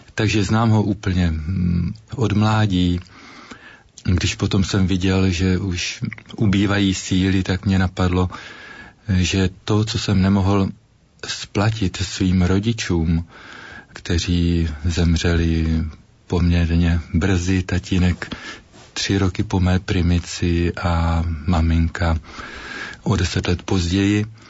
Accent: Ruda nad Moravou, Olomouc Region, Czechia; now in Olomouc, Czech Republic; ve farnosti Ruda nad Moravou, odkud pocházím

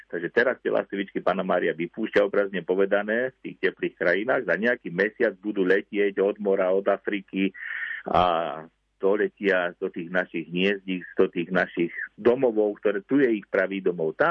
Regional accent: Liptovské Revúce, Žilina Region, Slovakia

